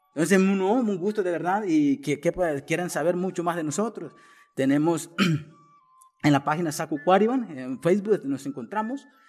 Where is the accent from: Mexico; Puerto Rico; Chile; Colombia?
Colombia; Arhuaco, Sierra Nevada de Santa Marta; also born or lived in Marinilla, Colombia; pertenezco a la cultura Vintucua, mm, más reconocido como Arhuaco, de la Sierra Nueva Santa Marta, norte de Colombia